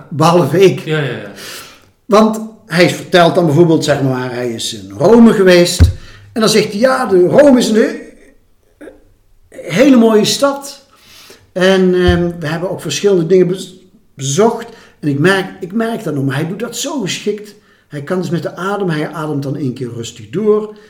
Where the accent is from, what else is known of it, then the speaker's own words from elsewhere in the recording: 's-Hertogenbosch, North Brabant, Netherlands; moved away; also born or lived in Rotterdam; in de stad waar ik ben opgegroeid, in Sertogenbos